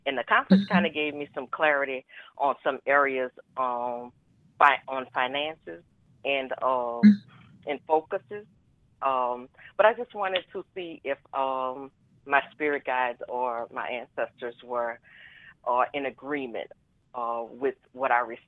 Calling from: New Orleans, Louisiana, United States; Hi. Hi, this is … from New Orleans.

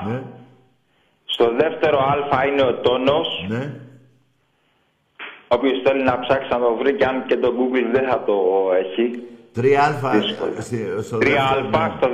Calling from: Agios Eleftherios, Attica, Greece; Λοιπόν, είμαι ο από Άγιο Ελευθερίο.

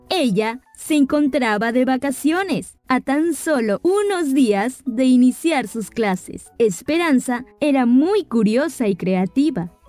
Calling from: Piura, Peru; soy la estudiante de CB Castilla, de Piura.

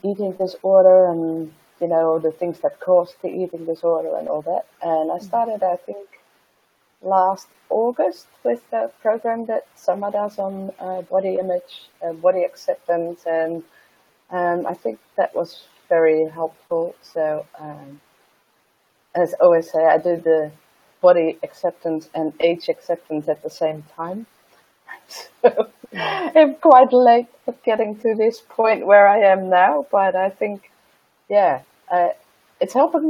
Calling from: Netherlands; I'm calling in from the Netherlands, so from Europe.

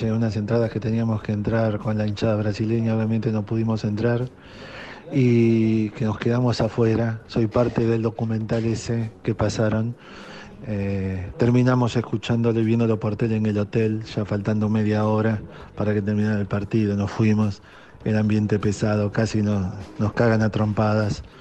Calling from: Buenos Aires, Argentina; de Retiro.

